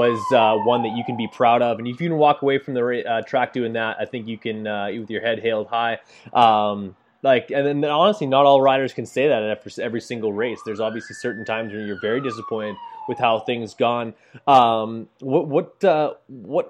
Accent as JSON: {"language": "English", "country": "Canada", "said": "that's where I'm from. I'm from Canada"}